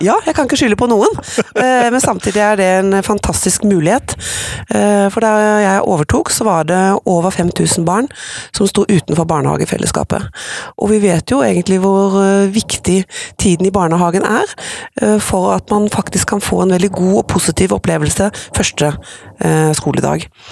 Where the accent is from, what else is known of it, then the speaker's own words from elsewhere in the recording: Skudeneshavn, Rogaland, Norway; now in Oslo, Norway; Så er jeg opprinnelig fra Vestlandet, fra Skudeneshavn, som jo er vakrest i vest